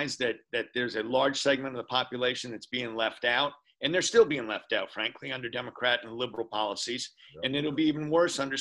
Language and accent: English; Baltimore, Maryland, United States; I grew up in Baltimore